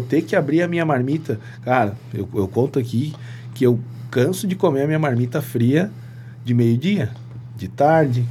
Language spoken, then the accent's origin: Portuguese; Lages, Santa Catarina, Brazil; also born or lived in Antônio Carlos / Ibirama / Presidente Getúlio; now in Rio do Sul, Brazil; Eu sou natural de Lages. Lages. Isso, mas morava. É, vim, vim descendo. Lages, Antônio Costa, Itaió, Presidente Getúlio, agora moro em Rio do Sul.